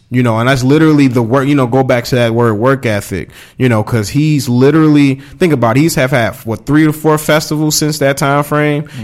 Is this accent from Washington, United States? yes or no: no; Mississippi, United States; you know I'm country I'm from Mississippi